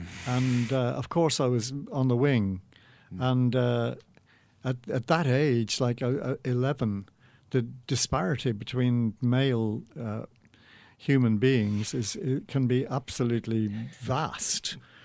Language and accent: English; London, United Kingdom; I was born in St John's Wood, just round the corner from Lord's Cricket Ground.